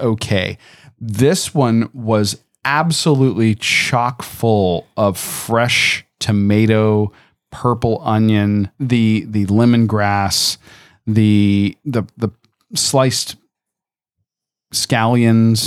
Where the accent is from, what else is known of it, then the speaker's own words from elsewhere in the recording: Tampa, Florida, United States; I grew up in Tampa